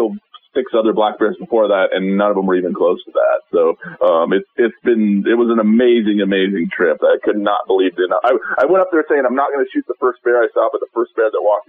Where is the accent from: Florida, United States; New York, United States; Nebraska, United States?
Nebraska, United States; Sidney; I live in the Panhandle, just north of Sydney. You know, I grew up in Sydney. I worked at Cabela's for a long time, so... and I still live out here on the family farm just north of Sydney.